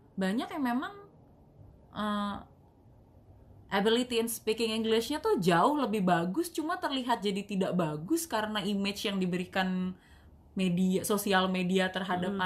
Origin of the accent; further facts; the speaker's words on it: Betawi, Jakarta, Indonesia; accent: Betawi; masih Betawi juga